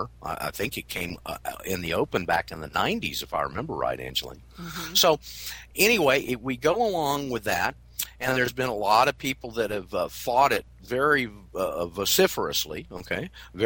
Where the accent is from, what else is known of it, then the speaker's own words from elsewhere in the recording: Florida, United States; I'm from Florida.